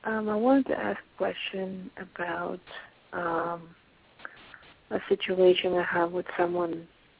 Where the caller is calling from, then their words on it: Pennsylvania, United States; I'm calling from Pennsylvania.